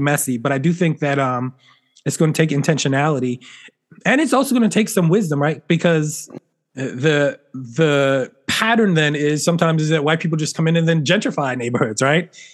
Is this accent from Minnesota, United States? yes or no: no; Philadelphia, Pennsylvania, United States; I grew up in Philly where you know it's a Eagles